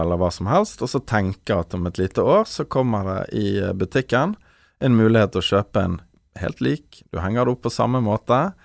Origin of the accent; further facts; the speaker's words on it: Bergen, Vestland, Norway; vi nå som bergensere